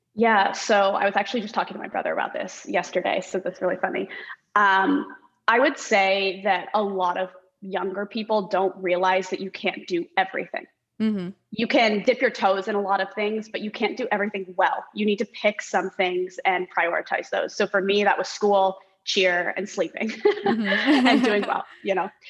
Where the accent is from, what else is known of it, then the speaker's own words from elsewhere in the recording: Orange County, California, United States; moved away as an adult; also born or lived in Los Angeles / Washington, D.C.; I'm originally from Orange County. California